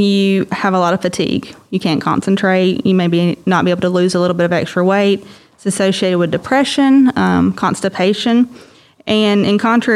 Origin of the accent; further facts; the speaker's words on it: Adel, Georgia, United States; moved away as an adult; also born or lived in Macon, Georgia / Augusta, Georgia; I was born and raised in Adale, Georgia.